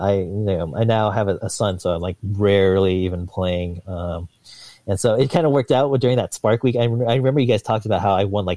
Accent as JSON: {"language": "English", "town": "San Diego", "region": "California", "country": "United States", "tie": "born or raised there", "moved": "yes", "lives_now": "Seattle, United States", "said": "I grew up in San Diego"}